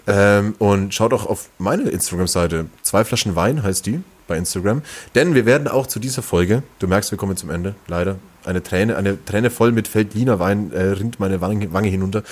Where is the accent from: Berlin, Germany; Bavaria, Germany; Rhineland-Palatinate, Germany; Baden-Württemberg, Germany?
Bavaria, Germany; Langenzenn; moved away as an adult; now in Nuremberg, Germany; Ich komme ja auch eigentlich aus dem Nürnberger Umland oder eher aus dem Viertel Umland